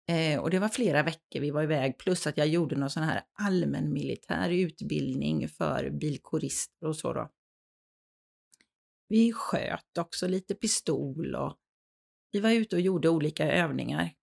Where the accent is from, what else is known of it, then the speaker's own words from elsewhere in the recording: Gamleby, Kalmar County, Sweden; born there; also born or lived in Västervik / Bollebygd; Ja, jag, jag är född i eh, Gamleby och Västervik kan man väl säga. Bott på båda ställena i Småland. Flyttat runt lite på grund av eller tack vare, beroende ju på hur man ser det, eh, min pappas arbete.